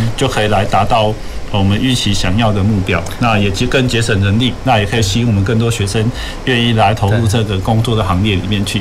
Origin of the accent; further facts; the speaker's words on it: Taiwan; 反倒是我们台湾人是比较少的